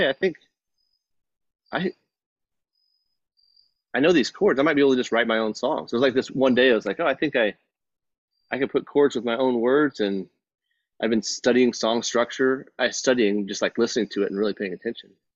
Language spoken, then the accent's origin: English; Texas, United States; moved away; growing up in Texas